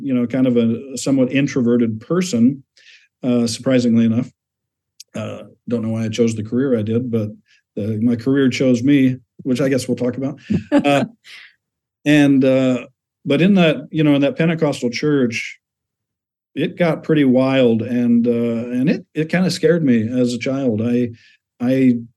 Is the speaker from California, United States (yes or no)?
no; Chicago, Illinois, United States; I was born in Chicago